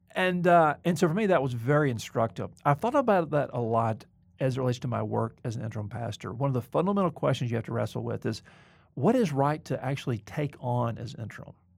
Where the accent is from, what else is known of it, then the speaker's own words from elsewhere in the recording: the South, United States; moved away; also born or lived in Mobile, Alabama; I'm not trying to get over my Southern background.